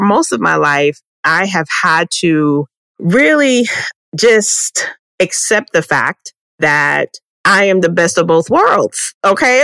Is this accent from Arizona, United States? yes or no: no; Arlington, Texas, United States; I was born in Arlington, Texas